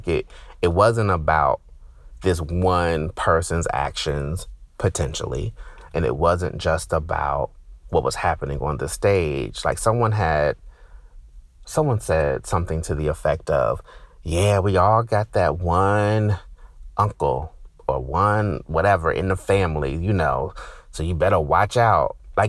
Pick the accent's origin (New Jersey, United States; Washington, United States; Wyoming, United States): New Jersey, United States; growing up, I grew up in Jersey. I got New York television stations and news